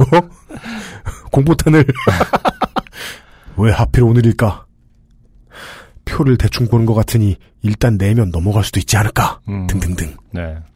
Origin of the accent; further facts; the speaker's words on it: South Korea; 나는 한국에서 온 유학생인데 전차를 탄 적이 몇 번 없어 잘 몰랐다.